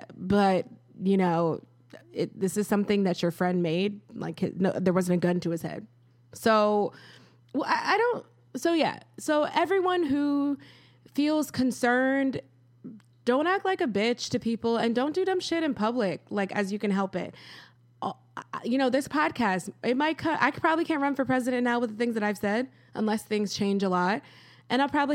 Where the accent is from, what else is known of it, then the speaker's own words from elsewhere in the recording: Rochester, New York, United States; I am an American. I was born in Rochester. This is what I know. Lisa Frank, mall walking, Wegmans.